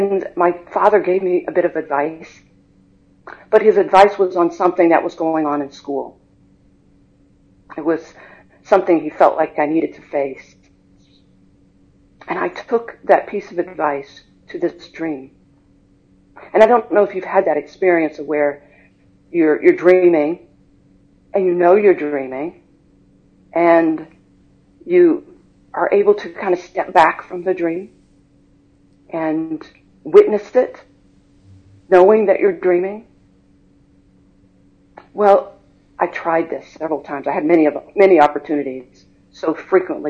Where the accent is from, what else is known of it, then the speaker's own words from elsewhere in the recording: High Point, North Carolina, United States; I was born and raised in High Point, North Carolina.